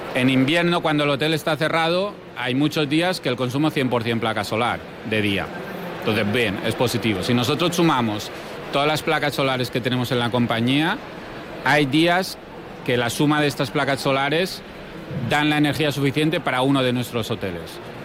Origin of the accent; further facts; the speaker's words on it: Mallorca, Balearic Islands, Spain; nosotros vivimos en Mallorca